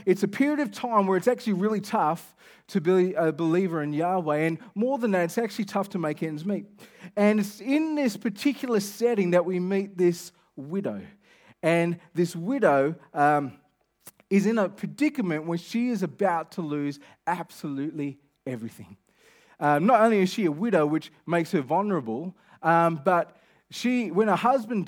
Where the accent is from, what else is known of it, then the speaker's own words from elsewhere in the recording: Kelmscott, Western Australia, Australia; You know I'm from Kelmscott, so I'm not like that familiar with Elevate.